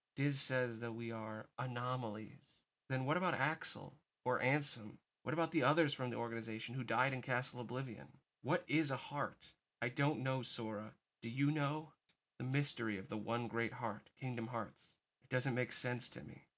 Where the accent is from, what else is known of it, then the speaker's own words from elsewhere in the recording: United States; as an American